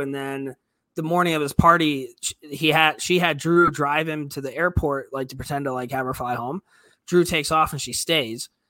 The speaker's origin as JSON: {"language": "English", "region": "New York", "country": "United States", "said": "I'm from New York"}